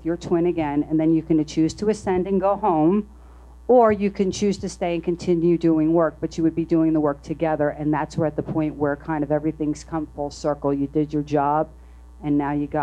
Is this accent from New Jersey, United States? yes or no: yes; New Jersey, United States; I'm from New Jersey. And it was in Red Bank